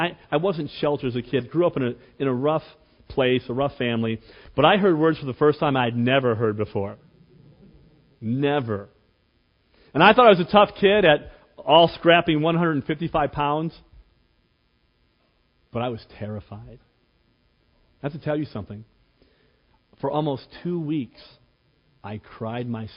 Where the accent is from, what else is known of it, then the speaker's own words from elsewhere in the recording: Cleveland, Ohio, United States; When I was 17 years old, growing up in Cleveland, came from somewhat of a poor family